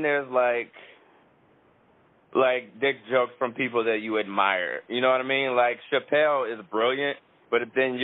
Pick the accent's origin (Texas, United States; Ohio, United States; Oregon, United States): Ohio, United States; Toledo; moved away as an adult; now in New York, United States; I'm from Toledo, Ohio. Born and raised.